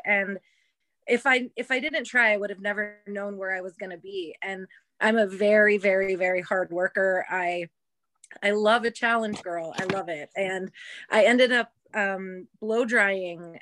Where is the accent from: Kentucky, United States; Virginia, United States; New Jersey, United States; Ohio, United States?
Ohio, United States; moved away; also born or lived in Las Vegas / New York City; I'm from Ohio originally.